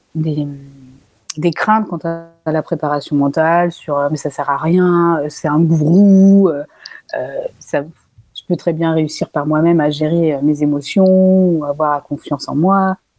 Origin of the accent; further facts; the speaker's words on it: France; Je suis française